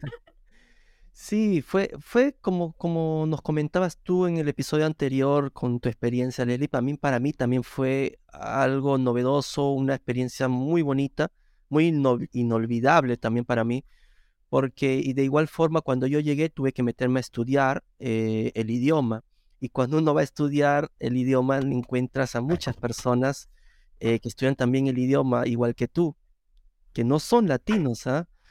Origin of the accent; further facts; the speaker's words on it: Lima, Peru; moved away as an adult; now in Rome, Italy; yo soy de Perú, eh, soy nacido en Lima, en la misma capital de Perú.